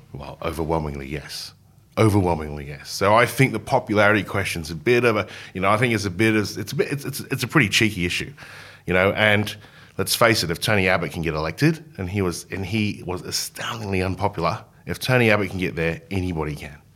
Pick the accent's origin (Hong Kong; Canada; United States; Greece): Hong Kong; now in Australia; I grew up in Hong Kong.